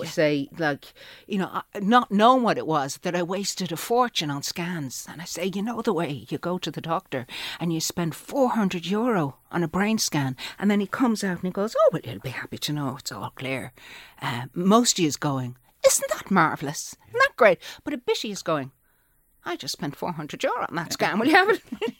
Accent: Manchester, North West England, United Kingdom; born there; accent: Manchester; Yeah, I was born in Manchester.

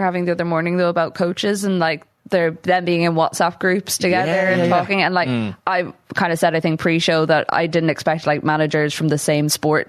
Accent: Sligo, Connacht, Ireland; I'm from Sligo, but all my family are from Down.

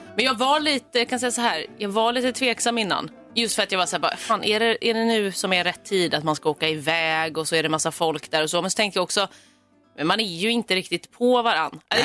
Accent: Stockholm, Stockholm County, Sweden; jag är stockholmare

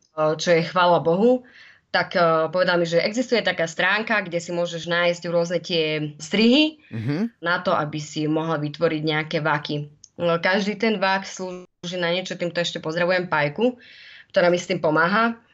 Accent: Spišská Nová Ves, Košice Region, Slovakia; moved away as an adult; now in Sydney, Australia; som zo Spiskej Novej Sy, uh-huh. Mhm. kde vlastne sme si prežili celú mladosť aj s mojimi súrodencami

